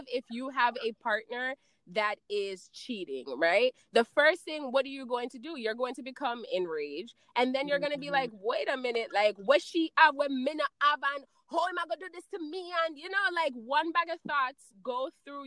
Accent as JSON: {"language": "English", "country": "Jamaica", "moved": "yes", "said": "we come from Jamaica"}